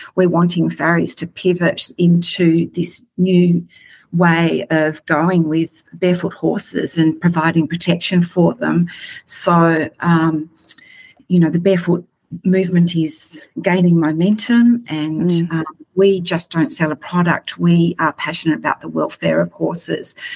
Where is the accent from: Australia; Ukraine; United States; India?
Australia; just like we are in Australia